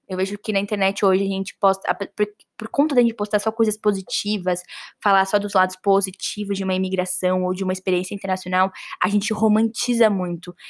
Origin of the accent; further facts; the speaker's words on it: Brazil; não só parte da minha raiz como pai e mãe, mas raiz como brasileira também